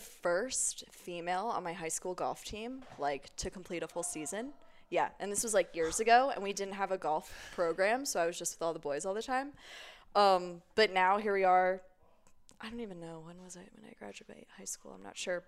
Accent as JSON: {"language": "English", "town": "Cape May Court House", "region": "New Jersey", "country": "United States", "moved": "yes", "lives_now": "Denver, United States", "said": "I am from a very small town It's called Cape May Courthouse, New Jersey"}